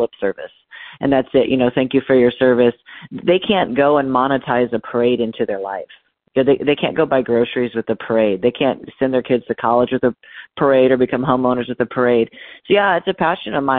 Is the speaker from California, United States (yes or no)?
yes; Northern California, United States; I grew up in Northern California in a little bitty town